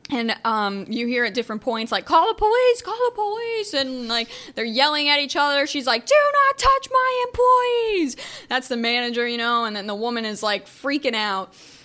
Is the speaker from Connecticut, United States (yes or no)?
no; near Ravenna, Portage County, Ohio, United States; That's real close to my hometown